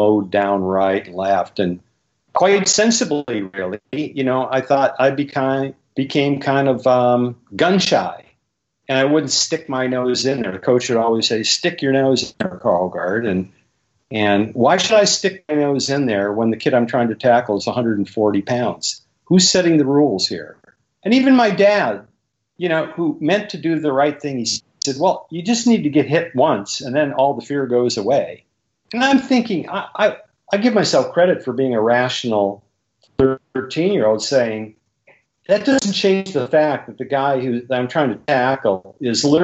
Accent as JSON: {"language": "English", "town": "Bismarck", "region": "North Dakota", "country": "United States", "tie": "born or raised there", "said": "I grew up in Bismarck, North Dakota"}